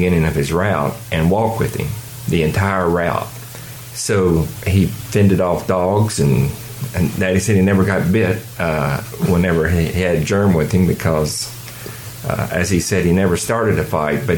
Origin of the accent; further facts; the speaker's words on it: Wilmore, Kentucky, United States; growing up in Wilmore, when your dad was a postman